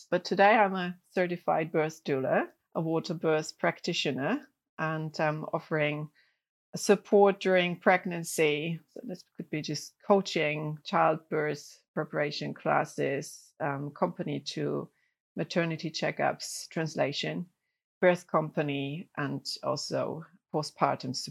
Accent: Germany; moved away as an adult; now in China; I'm originally from Germany, but I have been in China for more than 18 years now

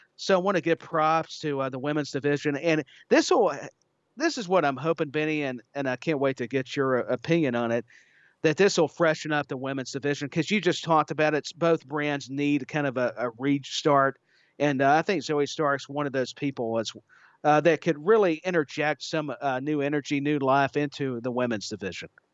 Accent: Tennessee, United States; my home state

